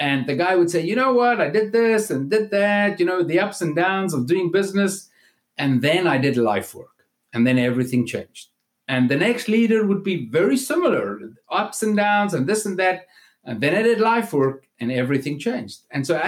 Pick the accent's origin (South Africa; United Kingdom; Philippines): South Africa; moved away as an adult; now in South Florida, United States; I'm actually from South Africa, where I grew up and lived up to about 6 years ago